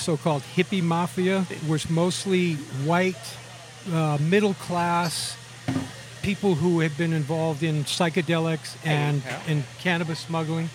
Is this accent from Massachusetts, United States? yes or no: yes; Wellesley, Massachusetts, United States